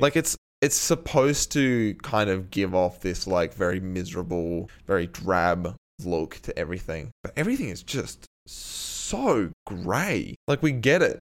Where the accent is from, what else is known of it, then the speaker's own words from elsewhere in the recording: Australia; we're Australian